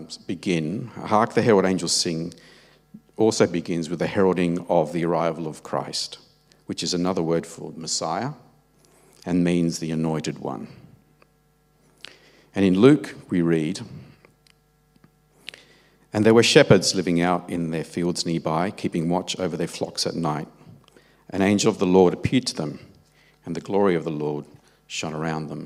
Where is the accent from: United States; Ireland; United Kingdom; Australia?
Australia; also born or lived in Italy; I was born in Australia of Italian parents. And when I was about 2 years old, my parents decided to move back to Italy.